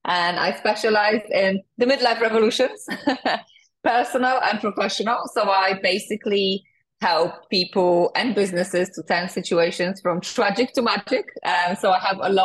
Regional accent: Poland; moved away; also born or lived in United Kingdom; I'm originally from Poland. I came to the UK 19 years ago

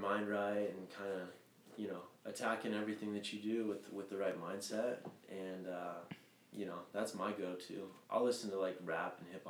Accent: Reno, Nevada, United States; now in San Francisco, United States

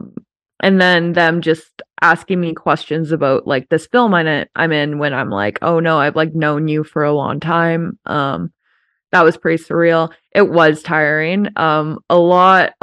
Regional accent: Banff, Alberta, Canada; also born or lived in Vancouver; I still live in my hometown

